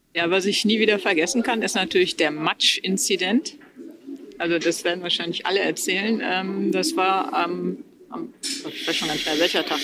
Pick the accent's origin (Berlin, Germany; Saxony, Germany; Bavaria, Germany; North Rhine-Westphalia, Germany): North Rhine-Westphalia, Germany; Wesel; moved away; ich komme ursprünglich aus Wesel am Niederrhein